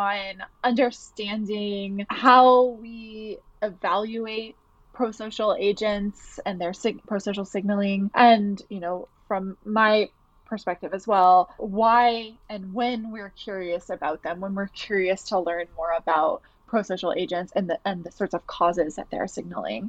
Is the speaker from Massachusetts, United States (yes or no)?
no; Atlanta, Georgia, United States; moved away as an adult; also born or lived in New York City; now in Boston, United States; I'm originally from Atlanta, Georgia, and I moved to New York City for grad school